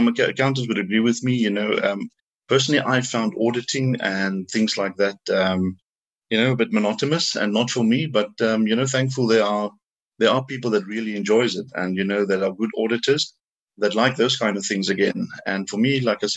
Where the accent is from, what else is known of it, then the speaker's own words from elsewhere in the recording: South Africa; also born or lived in Ireland; I was born and raised in South Africa. I did all my schooling here